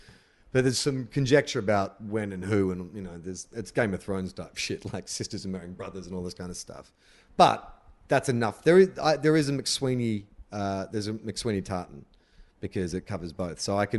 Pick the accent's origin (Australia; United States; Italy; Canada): Australia; I'm like fourth generation. So I don't identify with anything